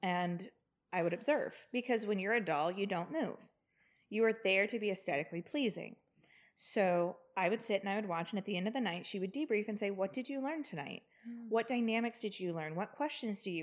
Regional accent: the South, United States; I grew up in the South.

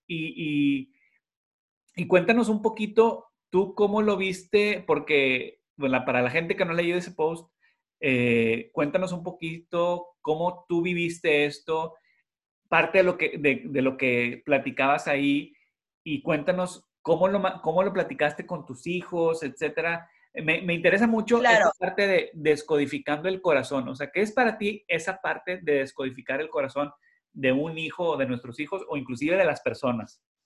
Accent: Monterrey, Nuevo León, Mexico; now in Houston, United States; nosotros somos de Monterrey

